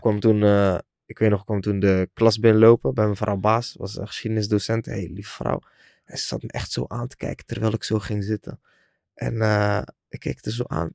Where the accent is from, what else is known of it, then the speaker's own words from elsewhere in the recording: 's-Hertogenbosch, North Brabant, Netherlands; ik woon alweer een paar jaar in Den Bosch, waar ik ben eh, geboren en getogen